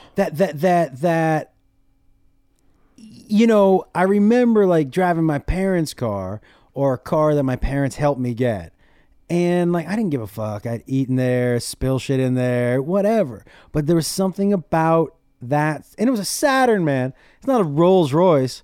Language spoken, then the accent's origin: English; Amherst, Massachusetts, United States; moved away as an adult; also born or lived in San Antonio, Texas; I grew up in Massachusetts, in, in a town called Amherst